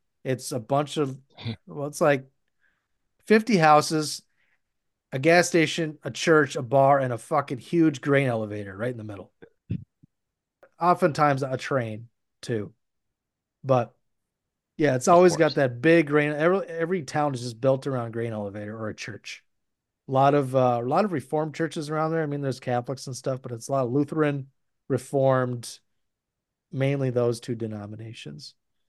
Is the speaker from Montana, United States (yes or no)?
no; Montevideo, Minnesota, United States; my hometown, Montevideo, there was a co-op there, but it there was like an elevator kind of in the middle of the town, but it's been unused since like the 80s.